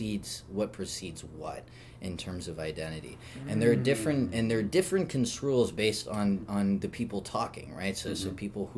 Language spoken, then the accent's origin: English; France; So I grew up in France